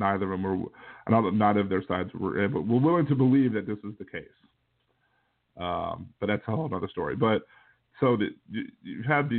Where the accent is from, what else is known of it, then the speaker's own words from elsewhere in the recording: Kenner, Louisiana, United States; I'm from Kennebra, and that's the joke down here, just in case you didn't know.